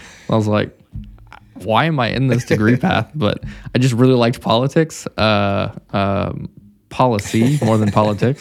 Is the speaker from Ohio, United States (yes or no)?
no; Missouri, United States; moved away as an adult; also born or lived in Texas; now in Dallas, United States; I'm from Missouri